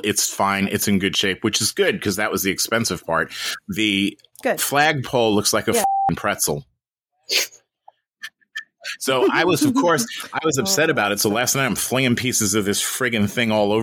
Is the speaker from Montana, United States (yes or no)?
no; New York, United States; now in Florida, United States; originally I'm from New York